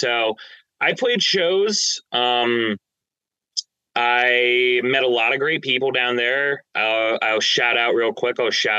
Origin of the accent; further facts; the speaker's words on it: New Jersey, United States; I'm from Central Jersey. So, yep. I don't care what the government dictates as Central Jersey. That's where I grew up.